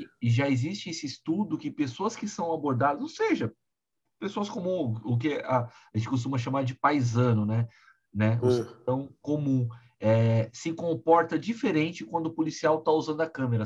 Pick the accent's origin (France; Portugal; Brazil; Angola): Brazil; São Paulo; Eu, como paulistano